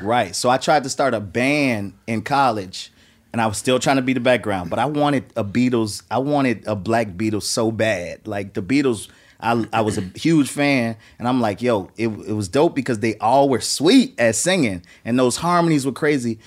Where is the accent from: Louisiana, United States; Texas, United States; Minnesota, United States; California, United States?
Louisiana, United States; New Orleans; moved away; I was coming from New Orleans where there was a bunch of music, but there was no music industry